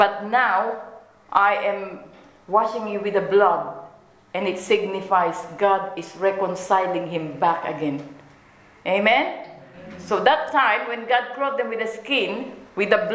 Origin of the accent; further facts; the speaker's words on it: Philippines; Being a Filipina